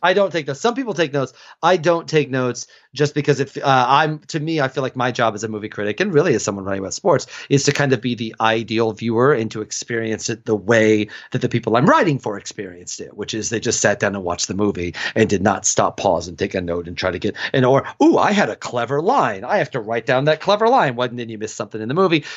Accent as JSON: {"language": "English", "region": "Illinois", "country": "United States", "tie": "born or raised there", "moved": "yes", "lives_now": "Atlanta, United States", "said": "in my hometown, Illinois basketball was the Yankees"}